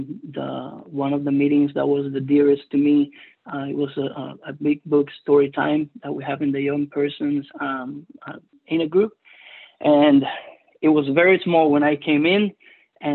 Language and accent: English; Cuba; first language Spanish; English is a second language; moved away; English is my second language. I am originally from Cuba, so Spanish is my first language